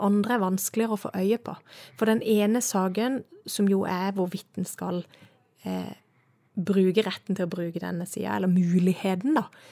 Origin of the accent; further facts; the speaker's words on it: Søgne, Agder, Norway; also born or lived in Estonia; now in Bergen, Norway; jeg kommer jo fra Sørlandet, du sa det sjøl, jeg er fra Søgne